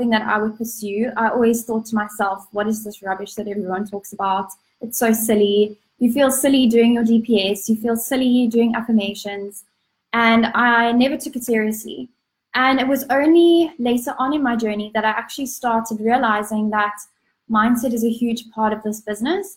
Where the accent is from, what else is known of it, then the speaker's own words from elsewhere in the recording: Cape Town, Western Cape, South Africa; I'm from Cape Town, South Africa